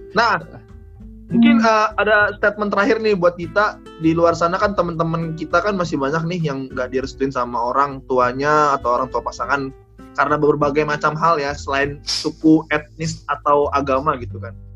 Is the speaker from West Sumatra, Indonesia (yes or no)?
yes; Padang, West Sumatra, Indonesia; now in Manado, Indonesia; orang Padang, kayak gua